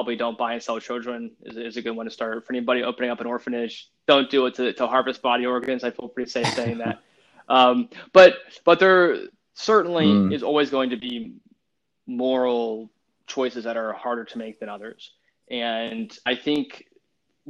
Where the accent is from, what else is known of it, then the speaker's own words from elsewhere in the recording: Louisiana, United States; I'm from Louisiana, we prefer to say, you know, redneck speak